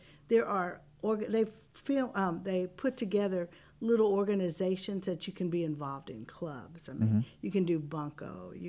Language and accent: English; The Woodlands, Texas, United States; I'm actually from the Woodlands. {S0} Really? {S1} Yes, I grew up in the Woodlands area.